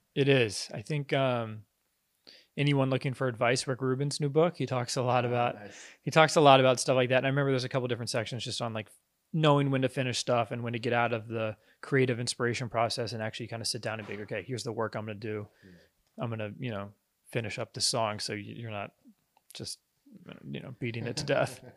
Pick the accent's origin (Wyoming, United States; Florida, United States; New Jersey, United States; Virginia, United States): Virginia, United States; Virginia Beach; I'm from Virginia Beach, Virginia.